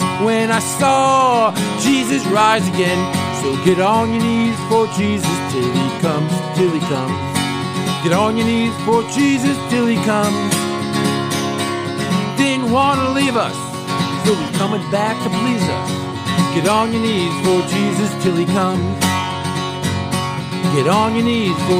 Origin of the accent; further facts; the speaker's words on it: New York City, New York, United States; I was born in New York City